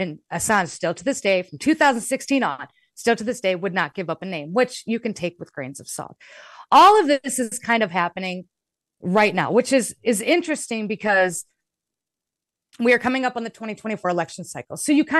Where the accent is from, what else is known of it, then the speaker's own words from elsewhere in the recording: Midwest, United States; Omaha is very close to me. I'm from the Midwest.